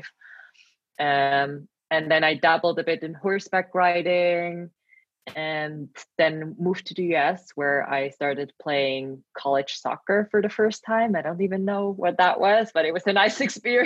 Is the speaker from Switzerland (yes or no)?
yes; Switzerland; moved away as an adult; now in Milan, Italy; I am Swiss national, born and raised here